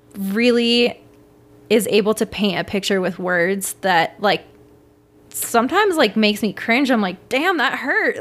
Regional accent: Washington, District of Columbia, United States; also born or lived in Venezuela; I grew up in D C

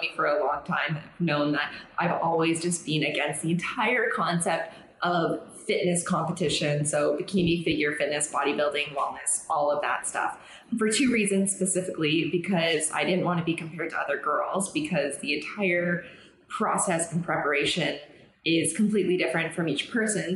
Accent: Canada; now in Mexico; I'm Canadian

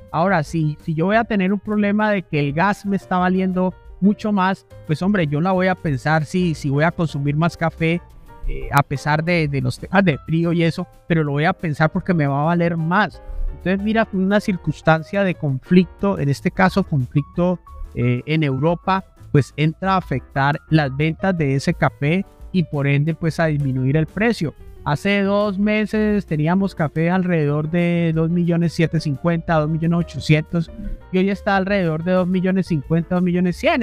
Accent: Huila, Colombia; yo vengo del Huila

